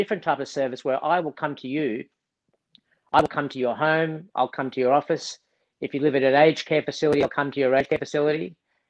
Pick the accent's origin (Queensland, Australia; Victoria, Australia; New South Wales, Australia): Victoria, Australia; Melbourne; moved away as an adult; also born or lived in New York; I was born in Melbourne, okay. Went to school in Melbourne, went to medical school in Melbourne, started working as a doctor in Melbourne